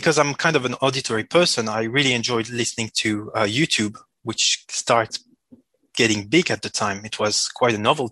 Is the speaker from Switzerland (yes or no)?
yes; Switzerland; first language French; English is a second language; I was born in Switzerland and my main language is French. So I apologize for the accent